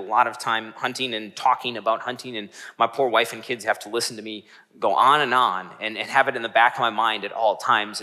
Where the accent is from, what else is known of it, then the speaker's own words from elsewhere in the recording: Northeast Wisconsin, United States; I grew up in Northeast Wisconsin